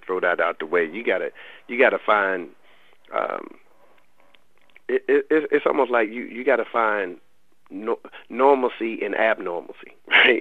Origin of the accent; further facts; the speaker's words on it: Raleigh, North Carolina, United States; they know I'm from the Lane Street Housing Projects in in Raleigh, and I lived um, over half my life in those projects